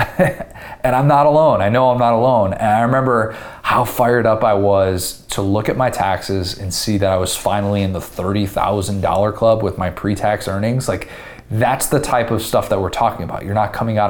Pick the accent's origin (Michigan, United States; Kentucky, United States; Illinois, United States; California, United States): Illinois, United States; moved away as an adult; also born or lived in Indiana; I am from Illinois. I had to pay out-of-state tuition at Indiana